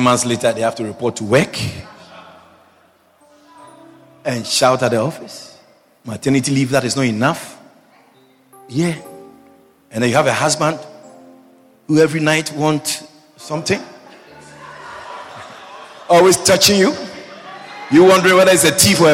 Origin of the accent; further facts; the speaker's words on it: Ghana; first language Twi; English is a second language; moved away; I said I was from Ghana